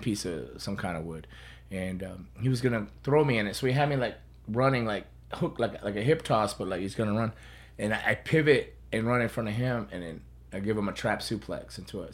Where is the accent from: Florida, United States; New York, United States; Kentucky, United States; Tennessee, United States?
Florida, United States; South; South Floridian, so I was born and raised here.